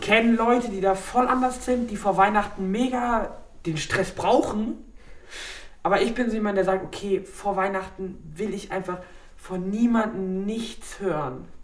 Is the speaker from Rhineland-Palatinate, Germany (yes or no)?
no; Ladenburg, Baden-Württemberg, Germany; bei uns in Ladenburg